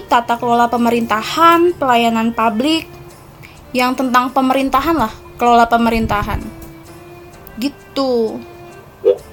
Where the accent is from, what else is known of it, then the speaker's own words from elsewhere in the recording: West Java, Indonesia; oh ya, ngomong-ngomong kalau di daerahku ini itu termasuk kabupaten terinovatif loh tahun 2019 jadi